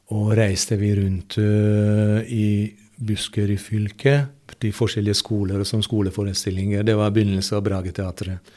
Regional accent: Hungary; Norwegian is a second language; moved away as an adult; also born or lived in Budapest; now in Norway; i hjembyen min

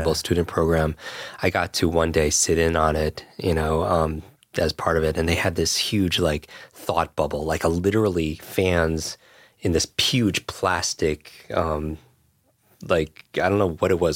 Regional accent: Westchester, New York, United States; I grew up in Westchester right here

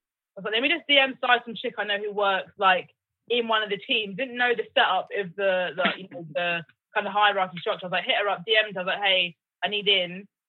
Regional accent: Oxfordshire, Buckinghamshire, South East England, United Kingdom; also born or lived in London; I'm actually an honorary Londoner. Like, people think I'm from London, but I'm not. I'm from, like, Oxfordshire, Buckinghamshire.

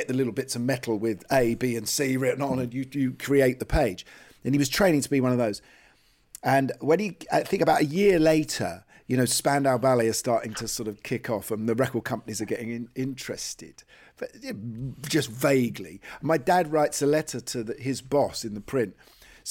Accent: London, United Kingdom; local working class kids in Islington where I grew up.

